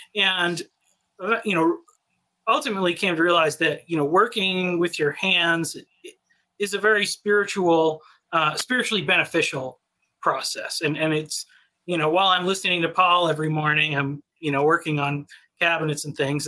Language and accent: English; New England, United States; moved away as an adult; now in Texas, United States; I grew up in New England, but I've been in, I've been in Texas for five years now